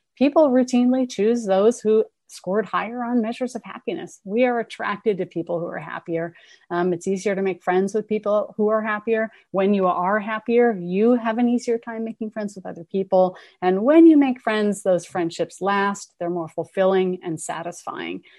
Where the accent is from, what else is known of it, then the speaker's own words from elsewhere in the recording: Berkeley, California, United States; I'm from Berkeley. I grew up here. I'm a townie.